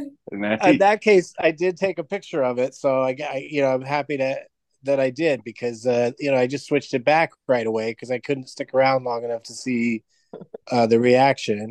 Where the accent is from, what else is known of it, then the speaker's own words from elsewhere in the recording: San Diego, California, United States; I grew up in San Diego